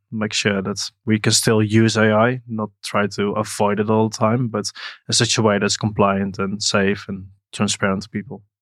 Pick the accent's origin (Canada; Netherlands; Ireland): Netherlands; I once did a bit of cleaning in a company in my hometown in the Netherlands